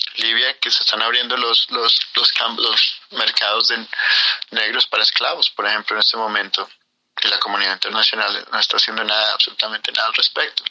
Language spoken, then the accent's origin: Spanish; Colombia; moved away; de Colombia